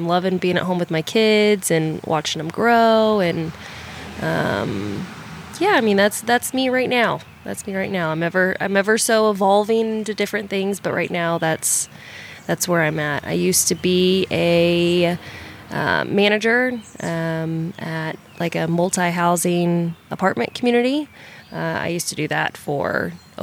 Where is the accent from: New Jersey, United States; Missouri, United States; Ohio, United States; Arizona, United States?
Missouri, United States; Kansas City; moved away; also born or lived in Texas; I'm actually from Kansas City, Missouri